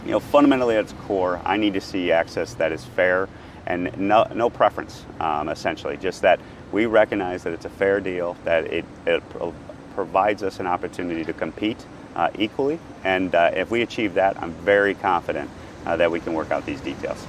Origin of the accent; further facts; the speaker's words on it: New York, United States; being a New Yorker and a fellow New Yorker